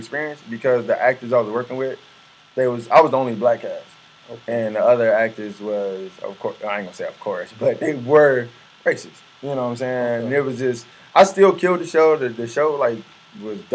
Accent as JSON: {"language": "English", "town": "Aurora", "region": "Illinois", "country": "United States", "tie": "born or raised there", "said": "I'm from Aurora, I guess. I moved out to Aurora"}